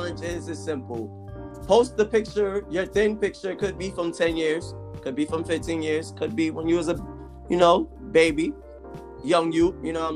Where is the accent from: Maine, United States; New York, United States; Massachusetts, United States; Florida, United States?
New York, United States; I'm from New York, born and raised.